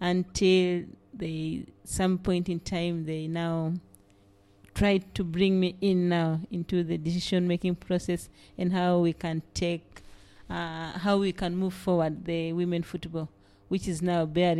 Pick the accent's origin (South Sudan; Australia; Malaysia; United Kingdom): South Sudan; Central Equatoria; now in Juba, South Sudan; I live in Juba, but I originate from Central Equatorial State.